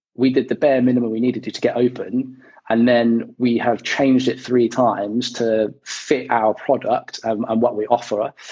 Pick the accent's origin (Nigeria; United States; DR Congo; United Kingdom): United Kingdom; West Country, South West England; moved away as an adult; also born or lived in Chippenham, Wiltshire; now in London, United Kingdom; I grew up in the West Country, so my, my folks still live out that way.